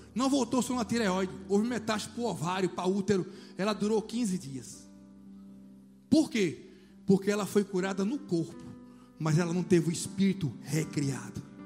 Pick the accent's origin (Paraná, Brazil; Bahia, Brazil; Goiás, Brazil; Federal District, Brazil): Bahia, Brazil; Juazeiro; now in Salvador, Brazil; Eu morava em Juazeiro, minha terra natal